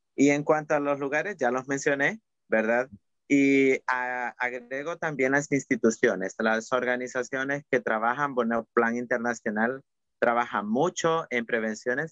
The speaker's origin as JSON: {"language": "Spanish", "country": "El Salvador", "said": "en El Salvador hablamos de la palabra cuchicheo"}